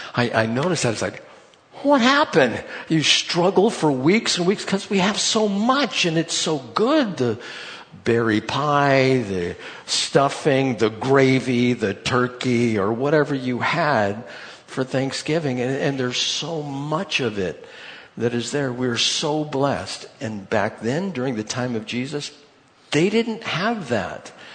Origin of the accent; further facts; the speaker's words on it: United States; I'm from the United States